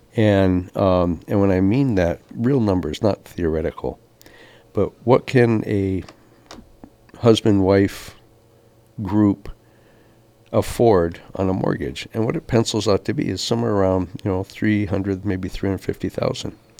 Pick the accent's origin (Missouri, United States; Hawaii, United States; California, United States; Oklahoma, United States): Hawaii, United States; Kapaa; When I was born here in Kapau, we had like 60,000 people on the island